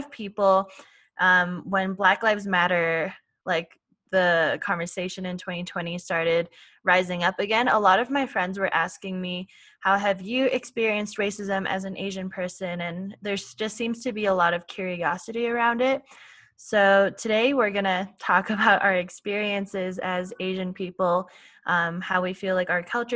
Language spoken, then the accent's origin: English; Canada; I was born and raised in Canada